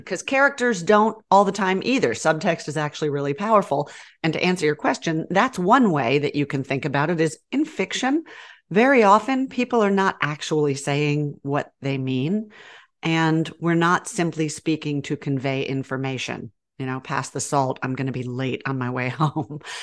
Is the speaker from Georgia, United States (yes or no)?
yes; Georgia, United States; accent: southern; also born or lived in New York; now in Texas, United States; I was raised in Georgia and I will get all southern on ya